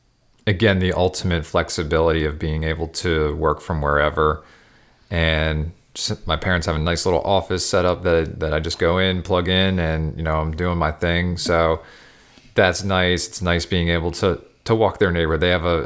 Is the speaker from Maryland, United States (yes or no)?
yes; Millersville, Maryland, United States; back to where we grew up in Millersville, Maryland to help your sister and our brother-in-law out with their kids.